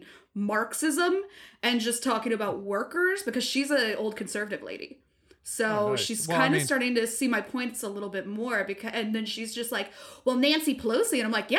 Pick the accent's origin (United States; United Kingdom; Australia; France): United Kingdom; England; I'm English, so.